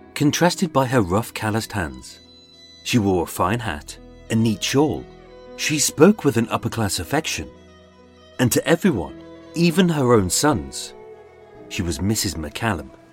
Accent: United Kingdom; being British, the most important places are the pubs. We celebrate everything in pubs

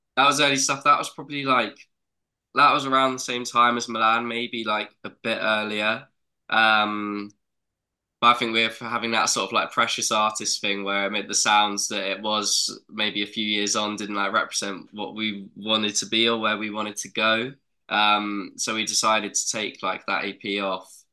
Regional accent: South Coast of England, South East England, United Kingdom; we're very, very lucky to have grown up where we grew up. Like it was full of amazing scenery. Got seas right on our doorstep

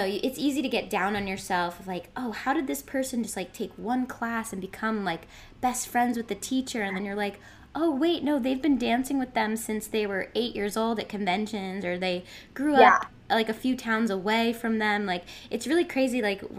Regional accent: Boston, Massachusetts, United States; moved away; also born or lived in London; I'm from Boston, so not too far away

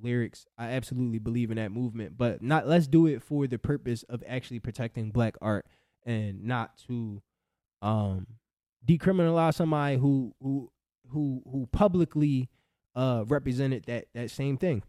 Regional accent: Philadelphia, Pennsylvania, United States; I'm from Philly.

